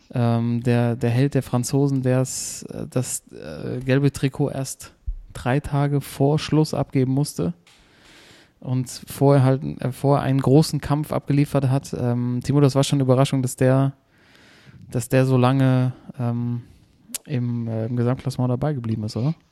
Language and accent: German; Hesse, Germany; also born or lived in Mainz; als Hesse